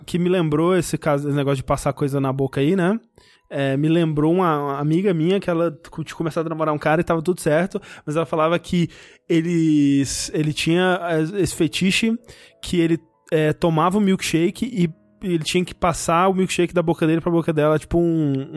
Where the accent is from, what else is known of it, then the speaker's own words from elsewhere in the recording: interior of Minas Gerais, Brazil; eu nasci no interior de Minas Gerais